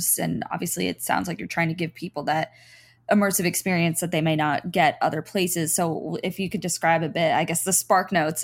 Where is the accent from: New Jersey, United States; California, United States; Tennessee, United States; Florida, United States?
Florida, United States; South; I grew up in South Florida, which is like a pretty metropolitan area